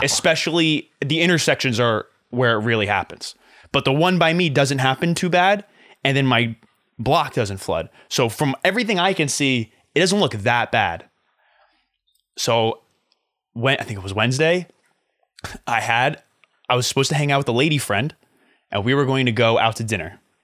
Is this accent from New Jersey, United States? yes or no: yes; Flemington, New Jersey, United States; also born or lived in Hoboken, New Jersey; My hometown, Flemington